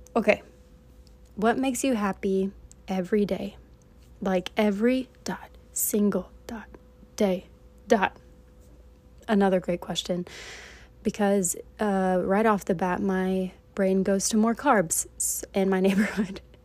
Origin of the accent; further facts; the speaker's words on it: East Tennessee, United States; moved away as an adult; also born or lived in Stegi, Eswatini; now in South Korea; I was born and raised in Tennessee, in East Tennessee, in a small town there.